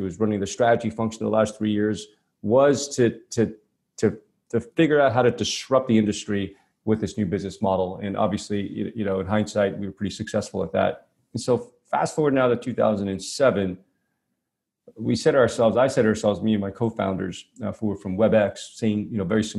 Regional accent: New York City, New York, United States; I grew up in Brooklyn, New York

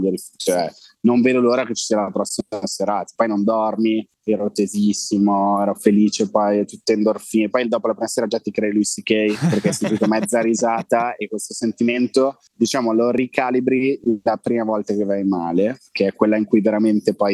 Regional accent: Italy; penso di essere l'unico italiano che ha un abbonamento che finisce i dati

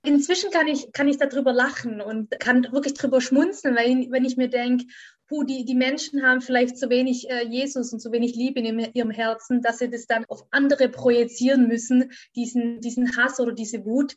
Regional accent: Göckingen, Baden-Württemberg, Germany; In diesem kleinen Dörfchen, wo ich aufgewachsen bin, das heißt Göckingen, das ist in, Baden-Württemberg, in Süddeutschland

